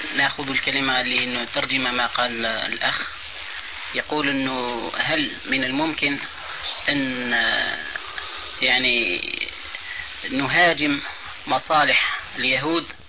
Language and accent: Arabic; Algeria; عندنا في الجزائر